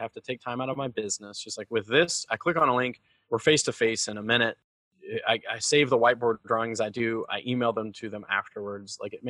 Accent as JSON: {"language": "English", "region": "Georgia", "country": "United States", "tie": "born or raised there", "also_born_or_lived": "North Carolina / Bhutan", "said": "I grew up in the Southern United States. I grew up in Georgia and North Carolina mostly, okay. But I moved around a lot. I lived in Bhutan for a year when I was a kid."}